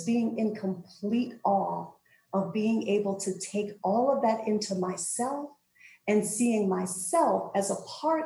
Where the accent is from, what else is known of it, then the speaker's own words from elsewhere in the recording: New Jersey, United States; I'm from New Jersey, and we lived about an hour and a half away from the shore and would go down the shore, as New Jerseyans say